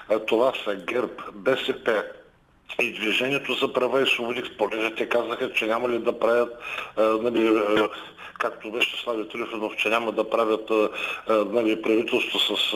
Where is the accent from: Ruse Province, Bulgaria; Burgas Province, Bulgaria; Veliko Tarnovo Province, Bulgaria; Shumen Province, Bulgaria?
Ruse Province, Bulgaria; Ruse; … съм от Русе.